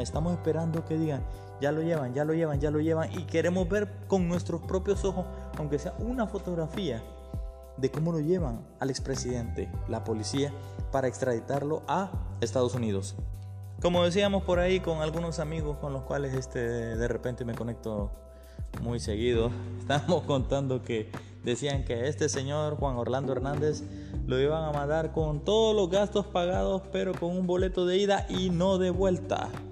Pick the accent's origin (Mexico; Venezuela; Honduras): Honduras; aquí en mi país Honduras